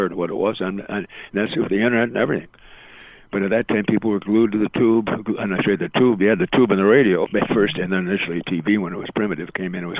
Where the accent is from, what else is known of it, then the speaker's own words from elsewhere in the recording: Eau Claire, Wisconsin, United States; moved away as an adult; also born or lived in Des Moines, Iowa / Waterloo, Iowa; now in Chicago, United States; I grew up in Eau Claire, Wisconsin